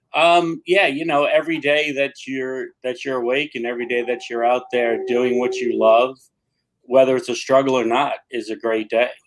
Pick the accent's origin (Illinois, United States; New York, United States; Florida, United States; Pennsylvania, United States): New York, United States; New York City; now in Patchogue, United States; I grew up in New York City